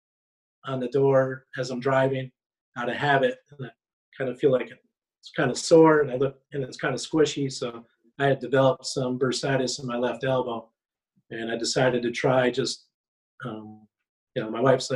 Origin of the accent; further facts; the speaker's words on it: Marshfield, Wisconsin, United States; moved away as an adult; also born or lived in Colorado; now in Valparaiso, United States; I'm from Marshfield, Wisconsin.